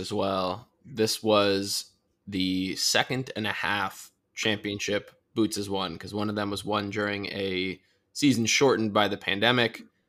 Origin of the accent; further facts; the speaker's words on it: Chicago, Illinois, United States; Because I'm from Chicago, baby.